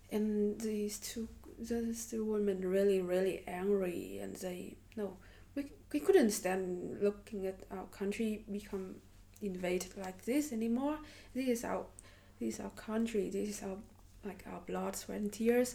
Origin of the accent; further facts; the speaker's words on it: Haiphong, Vietnam; English is a second language; moved away as an adult; now in Moscow, Russia; I'm from Haiphong City